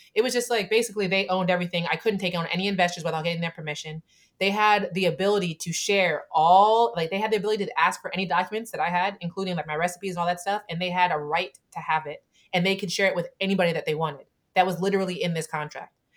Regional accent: Camden, New Jersey, United States; I'm from Camden, right? I'm from a poor family

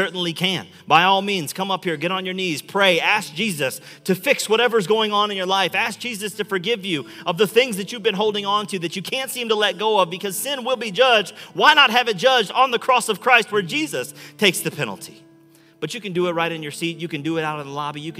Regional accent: Chicago, Illinois, United States; now in Metro Detroit, United States; I'm from Chicago

